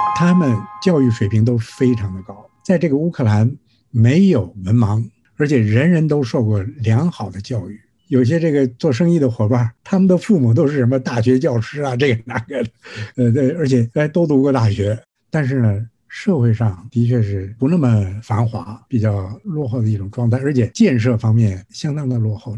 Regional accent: Singapore; 我是新加坡的

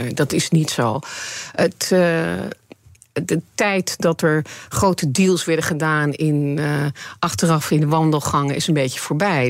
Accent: Netherlands; ik realiseer me niet hoe Nederlands ik ben

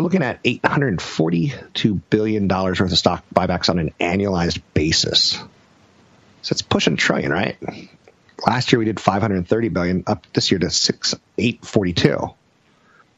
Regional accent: United States; I'm American.

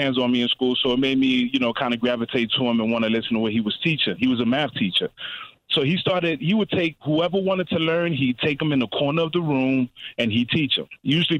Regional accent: New York City, New York, United States; I grew up in the Bronx, right?

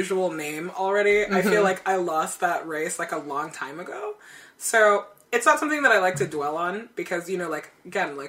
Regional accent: Nigeria; moved away; When I was growing up in Nigeria

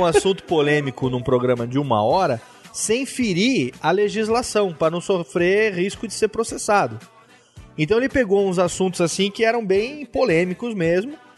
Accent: Serra Negra, São Paulo, Brazil; eu sou do interior de São Paulo, lá de Serra Negra

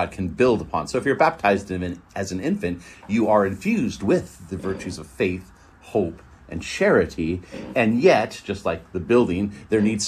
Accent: Northern California, United States; I'm from Northern California

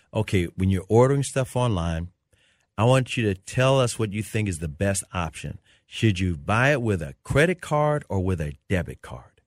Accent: Memphis, Tennessee, United States; now in Dallas, United States; I grew up in Memphis

